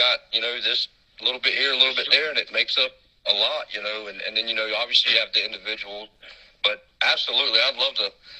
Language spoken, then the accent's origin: English; the South, United States; you're from Texas and I'm from the Bible Belt, so I know what you mean.